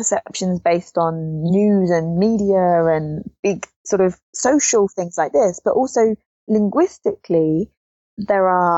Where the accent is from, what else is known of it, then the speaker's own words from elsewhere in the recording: England, United Kingdom; Ich bin Englisch